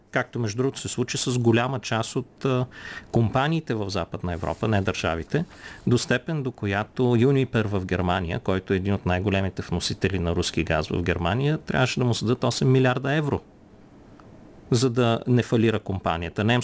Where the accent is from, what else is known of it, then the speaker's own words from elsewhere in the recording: Bulgaria; когато Русия ни сложи като българи в списъка с неприятелски държави